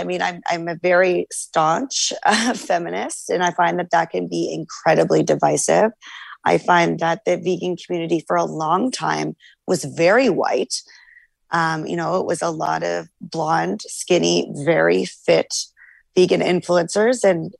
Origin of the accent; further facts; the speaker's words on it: Canada; I find the typical American diet, I'm Canadian as well.